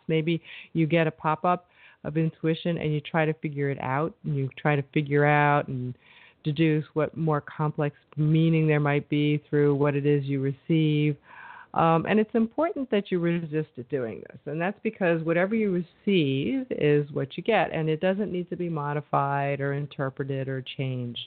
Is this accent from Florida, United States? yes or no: no; New York, United States; I'm from New York